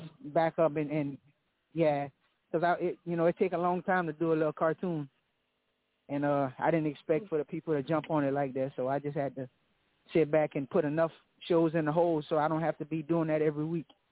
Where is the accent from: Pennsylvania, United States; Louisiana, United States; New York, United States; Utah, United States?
Louisiana, United States; Lafayette; I'm from Louisiana, Lafayette